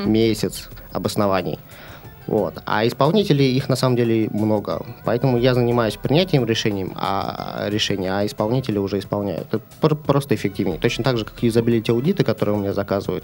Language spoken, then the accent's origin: Russian; near Moscow, Moscow Oblast, Russia; now in Saint Petersburg, Russia; Я родился в Питере, но поскольку у меня отец был космонавт, программист, нас отправили под Москву жить